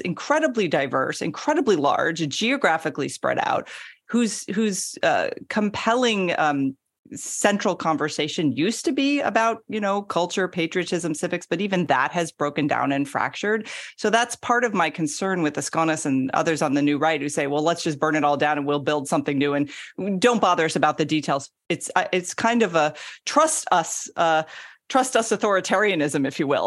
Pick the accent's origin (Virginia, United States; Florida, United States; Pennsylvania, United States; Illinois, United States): Florida, United States; also born or lived in Georgia; I'm from Florida, which is kind of the weird South as we call it.